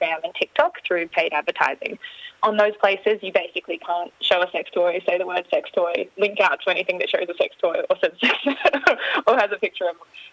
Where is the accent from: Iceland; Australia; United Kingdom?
Australia; Australians have that really lovely, like, combination of being very friendly. We love jokes.